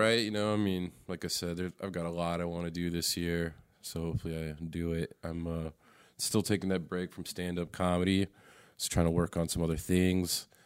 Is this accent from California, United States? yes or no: no; Raleigh, North Carolina, United States; I'm from Raleigh. I'm from here, North Carolina. I've never left North Carolina either